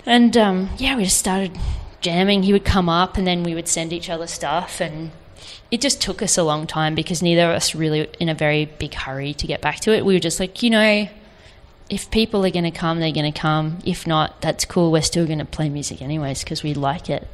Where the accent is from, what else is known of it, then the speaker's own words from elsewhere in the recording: Gold Coast, Queensland, Australia; I grew up on the Gold Coast.